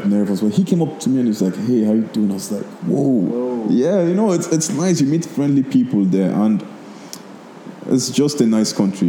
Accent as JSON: {"language": "English", "country": "Nigeria", "said": "You know, when I tell people I'm from Nigeria, I'm like, oh, is it fun? I'm like, I've traveled a lot. One of the best countries, not because I'm Nigerian."}